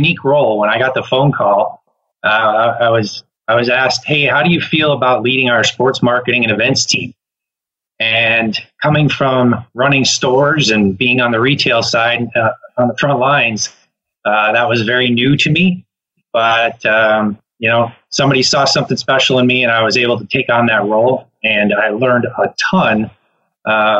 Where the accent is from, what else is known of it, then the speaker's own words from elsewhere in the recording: Minnesota, United States; also born or lived in Wisconsin; living and growing up in Minnesota and Wisconsin